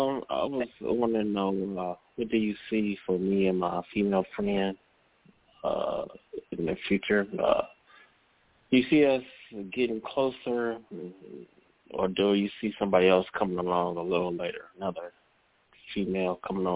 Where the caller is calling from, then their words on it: Cleveland, Ohio, United States; calling from Cleveland, Ohio.